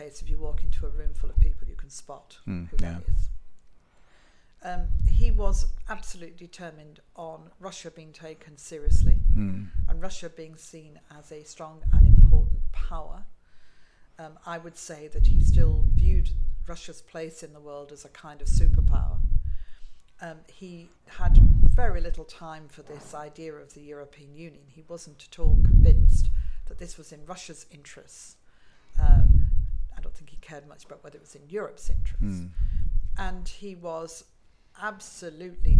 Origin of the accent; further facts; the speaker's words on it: United Kingdom; being a Brit